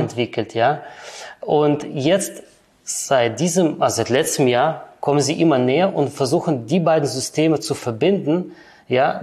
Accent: Kyrgyzstan; also born or lived in Germany; now in Switzerland; geboren in der ehemaligen Sowjetunion, ja, in Kirgistan, ausgewandert dann nach Deutschland und seit circa 13 Jahren bin ich dann in der Schweiz

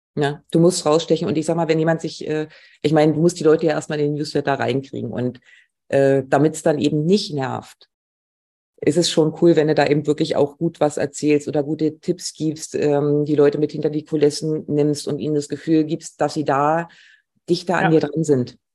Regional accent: Mecklenburg-Vorpommern, Germany; ich bin in Mecklenburg gerade und möchte eigentlich auch nicht hier weg. Ich fühle mich wohl in meiner Heimat.

